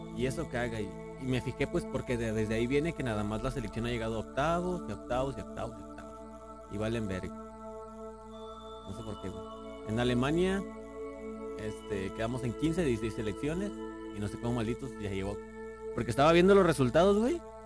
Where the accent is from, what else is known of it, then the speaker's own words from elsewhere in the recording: Mexico; yo sí soy mexicano